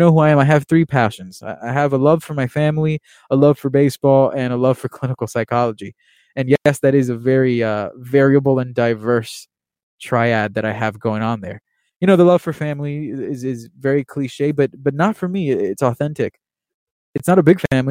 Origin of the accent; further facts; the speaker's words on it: Miami, Florida, United States; I'm Cuban American. I was born in Miami, Florida, born and raised, really